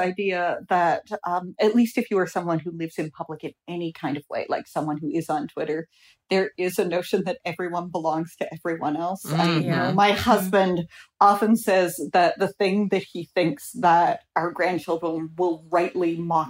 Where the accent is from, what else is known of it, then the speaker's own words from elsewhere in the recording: Missouri, United States; I am a teacher from Missouri.